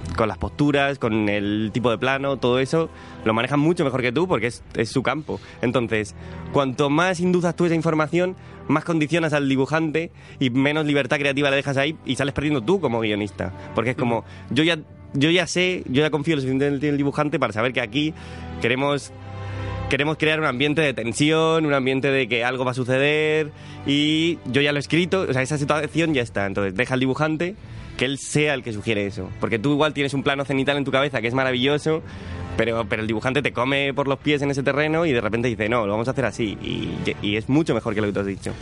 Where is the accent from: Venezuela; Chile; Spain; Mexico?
Spain; Cartagena, Region of Murcia; now in Madrid, Spain; yo no soy de Madrid, yo soy de Cartagena